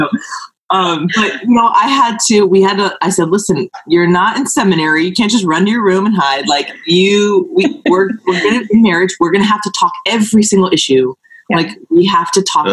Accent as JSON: {"language": "English", "region": "California", "country": "United States", "said": "I'm from California"}